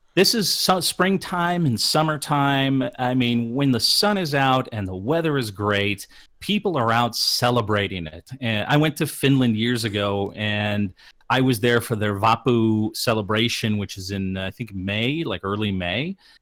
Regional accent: Midwest, United States; growing up in the Midwest

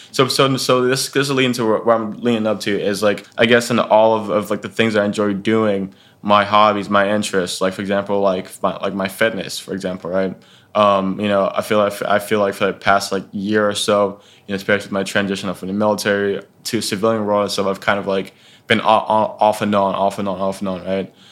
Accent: Dallas, Texas, United States; now in Syracuse, United States; I'm originally from Dallas, Texas

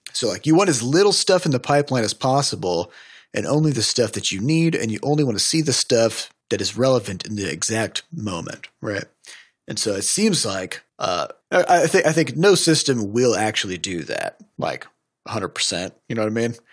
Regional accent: United States; I'm an American

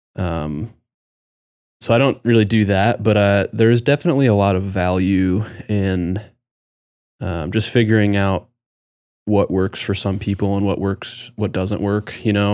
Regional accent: Nebraska, United States; also born or lived in Colorado; my sister and I, when we moved to Nebraska when we were really young, I, I was going into, like, second grade

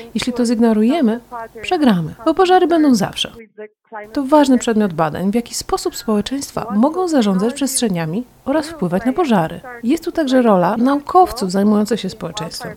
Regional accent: Spain; Urodziłam się w Hiszpanii

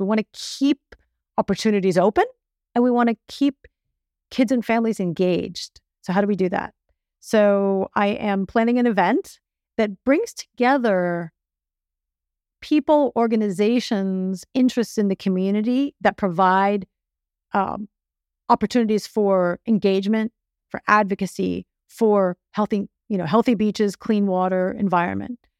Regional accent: Miami, Florida, United States; I was born in Miami. I grew up in Miami

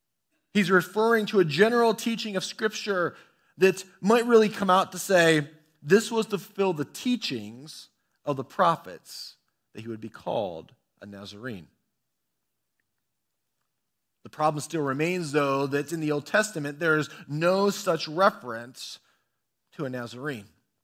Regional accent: Bellevue, Ohio, United States; also born or lived in Toccoa, United States / Washington, D.C., United States; I was born in Toccoa, Georgia, a small town in northeast corner of Georgia. I grew up for the early part of my life in Bellevue, Ohio, about 20 minutes directly south of Cedar Point.

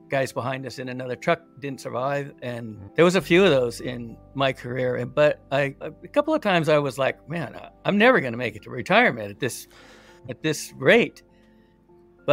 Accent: California, United States; I grew up here in California, little town

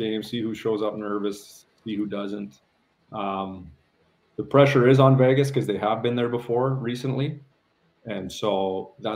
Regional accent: Canada; being a Canadian

